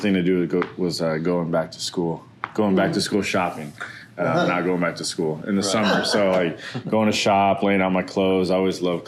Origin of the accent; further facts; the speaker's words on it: Arizona, United States; born and raised in Arizona